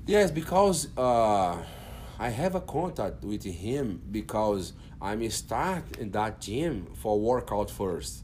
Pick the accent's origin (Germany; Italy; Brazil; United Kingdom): Brazil; Brasília, Federal District; English is a second language; now in Fort Worth, United States; I'm from Brazil, and Brazil, Brasilia, in capital there